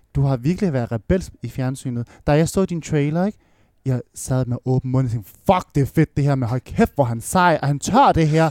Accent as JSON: {"language": "Danish", "town": "Odense", "region": "Southern Denmark", "country": "Denmark", "tie": "born or raised there", "moved": "as an adult", "lives_now": "Copenhagen, Denmark", "said": "jeg er opvokset i Voldsmos"}